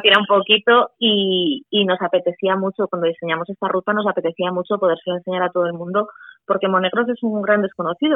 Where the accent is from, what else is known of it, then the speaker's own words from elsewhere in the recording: Leciñena, Aragon, Spain; Yo nací en Leciñena, Y claro, yo me he criado allí.